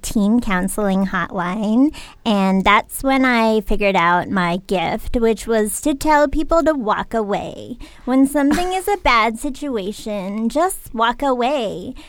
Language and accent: English; Connecticut, United States; I am from Connecticut